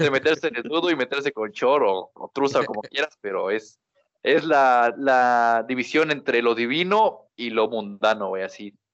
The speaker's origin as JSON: {"language": "Spanish", "region": "Mexico City", "country": "Mexico", "moved": "yes", "said": "como buen chilango, pues obviamente no conocía el mar al principio."}